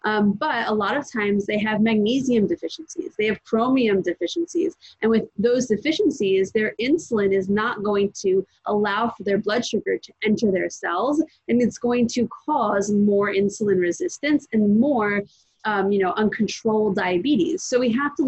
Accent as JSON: {"language": "English", "region": "New York", "country": "United States", "tie": "born or raised there", "also_born_or_lived": "New Jersey", "said": "I was born in New Jersey, but I've been in New York for most of my life."}